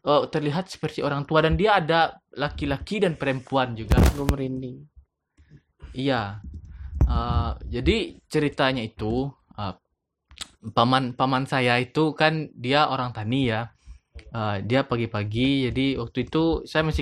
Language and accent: Indonesian; West Sumatra, Indonesia